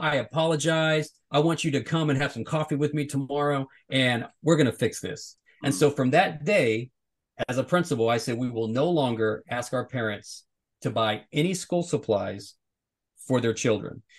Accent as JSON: {"language": "English", "region": "the South", "country": "United States", "tie": "born or raised there", "said": "growing up in the South"}